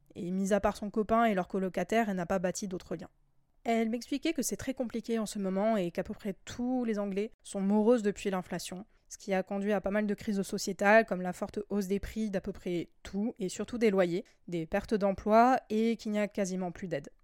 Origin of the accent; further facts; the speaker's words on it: France; chez nous en France